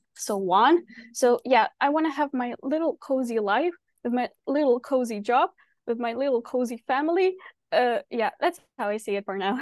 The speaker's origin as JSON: {"language": "English", "country": "Ukraine", "moved": "as an adult", "lives_now": "Vancouver, Canada", "said": "I live in Vancouver, but basically I'm from Ukraine, where I basically started designing"}